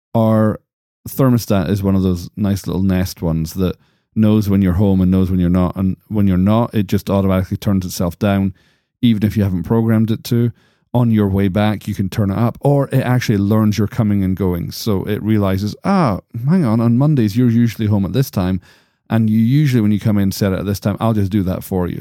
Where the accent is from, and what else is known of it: United States; accent: American